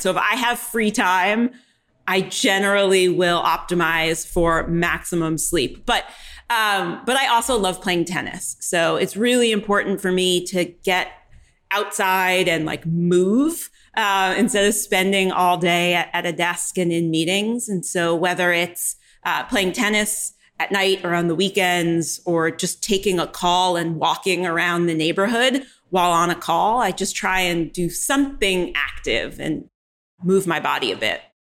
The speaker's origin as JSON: {"language": "English", "region": "New York", "country": "United States", "tie": "born or raised there", "moved": "yes", "lives_now": "Austin, United States", "said": "I live in Texas, but I'm originally born and raised in New York"}